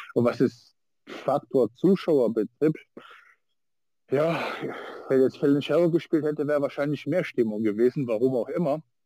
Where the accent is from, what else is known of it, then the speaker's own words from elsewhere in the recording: Niedernhausen, Hesse, Germany; bei uns in Niedernhausen